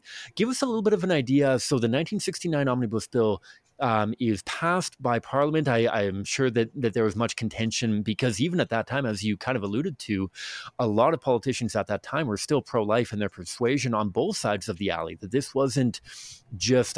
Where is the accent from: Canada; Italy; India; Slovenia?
Canada